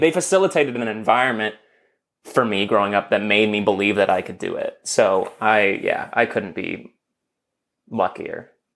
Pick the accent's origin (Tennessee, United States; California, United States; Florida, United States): California, United States; Los Angeles; I grew up in Los Angeles